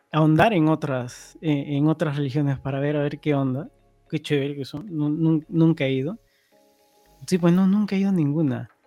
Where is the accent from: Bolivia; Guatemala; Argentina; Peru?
Peru; moved away; soy, peruano, somos peruanos y se me viene. Yo me aparté desde eh, hace mucho tiempo del catolicismo